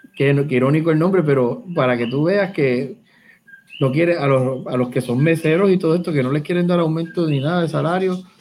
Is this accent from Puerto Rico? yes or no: yes; Caguas, Puerto Rico; yo trabajo en Guayama, yo soy de Cagua